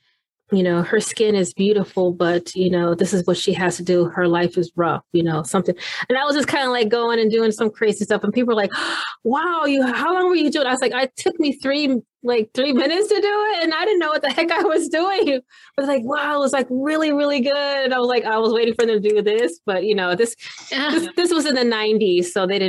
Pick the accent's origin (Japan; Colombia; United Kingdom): Japan; Okinawa; born there; accent: British; moved away; I was born in Okinawa. And they said, well, where is that? And I'm like, that's Japan.